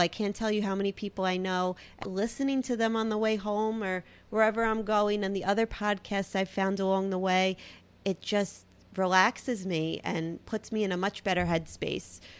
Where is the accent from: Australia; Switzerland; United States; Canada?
United States; New York City, New York; accent: Brooklyn; my Brooklyn accent. I mean, I can't really hear it, but I've heard it's very heavy.